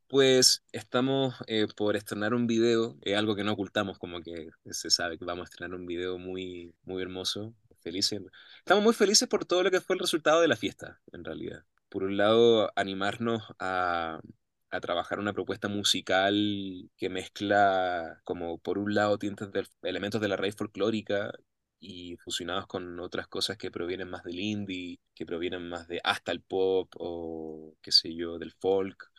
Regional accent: Santiago, Santiago Metropolitan Region, Chile; moved away as an adult; now in Mexico City, Mexico; yo vengo de Santiago de Chile y yo vine a la Ciudad de México nada más por una semana

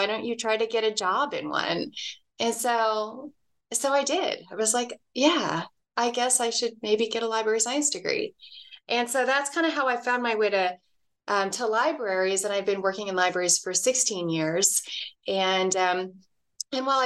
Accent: Dallas, Texas, United States; now in Reno, United States; I grew up in Dallas, Texas

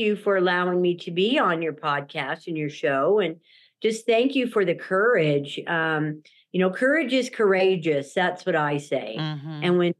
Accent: Durango, Colorado, United States; born there; now in Salt Lake City, United States; And so my home is in Salt Lake City, Utah, but I call myself a Four Corners girl. I was born in Durango, Colorado.

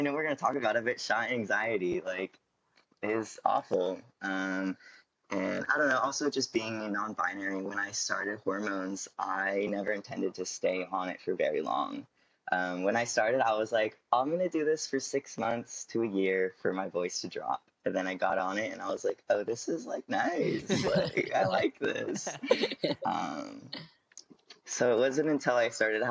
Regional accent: California, United States; I'm from California.

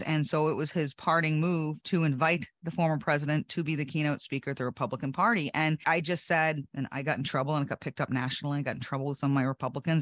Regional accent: New Hampshire, United States; my home state

